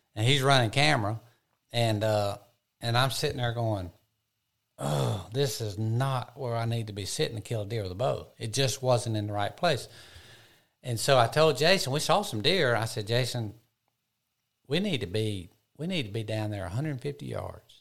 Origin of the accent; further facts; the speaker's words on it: Georgia, United States; my home state of Georgia